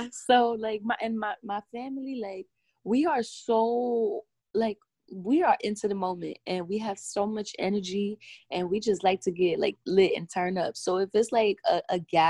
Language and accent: English; New York City, New York, United States; I'm from the Bronx